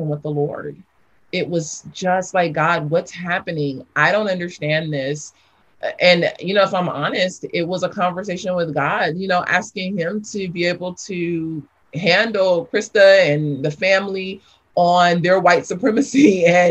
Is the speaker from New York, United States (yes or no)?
no; Los Angeles, California, United States; also born or lived in South Africa; I grew up in South Los Angeles.